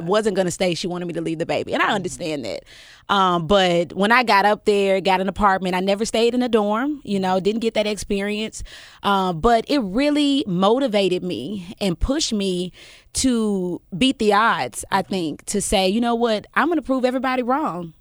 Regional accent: Memphis, Tennessee, United States; also born or lived in Millington, Tennessee; we moved from North Memphis to Fraser, and that is where I grew up

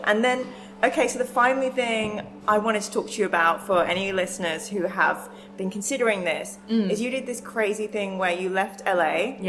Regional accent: Reading, South East England, United Kingdom; moved away; as a kid growing up in Reading

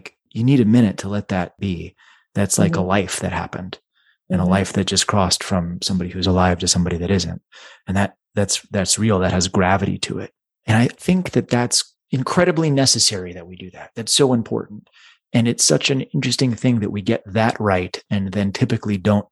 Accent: Dallas, Texas, United States; I grew up in Dallas

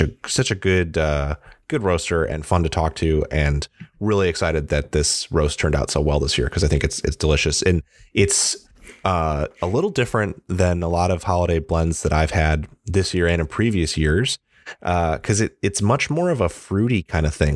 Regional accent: Midwest, United States; moved away; I'm from the Midwest and it's much colder there

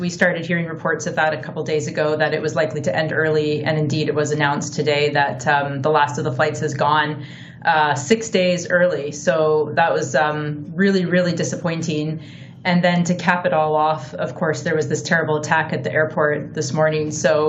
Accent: Canada; being Canadian

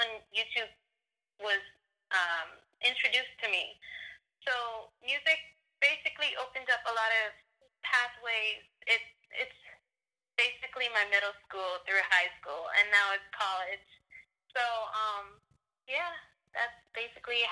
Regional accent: New York, United States; I'm from New York

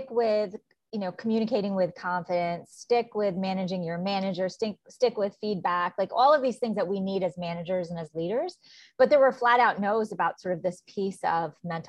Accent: New York, United States; I'm from New York. So I did a lot of traveling back and forth.

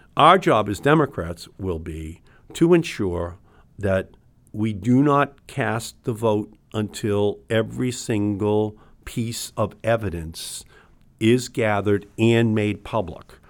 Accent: Massachusetts, United States; We're from Massachusetts

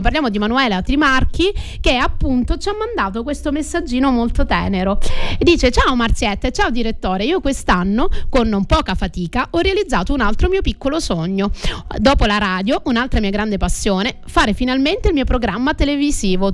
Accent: Crotone, Calabria, Italy; now in Sicily, Italy; sono tornata nella mia terra Calabra o come qualche familiare acquisito siciliano mi dice nel continente e sono tornata nella mia città Crotone

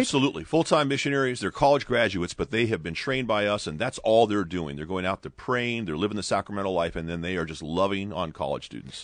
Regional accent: Ventura, California, United States; in Ventura, my hometown

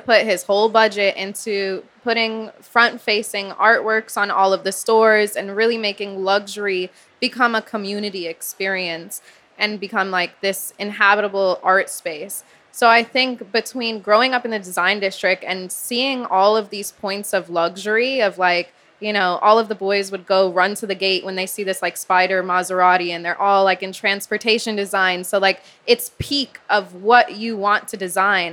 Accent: Miami, Florida, United States; growing up in Miami as a girl

